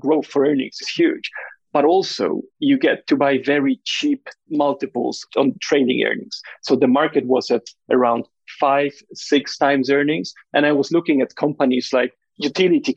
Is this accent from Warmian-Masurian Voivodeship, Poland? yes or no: no; Warsaw, Masovian Voivodeship, Poland; moved away as an adult; also born or lived in London; I was born and raised in Warsaw, in Poland